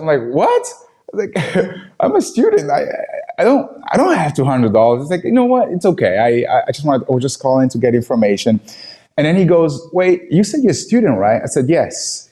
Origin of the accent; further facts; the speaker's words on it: Angola; English is a second language; moved away; I was born and raised in Angola, Africa.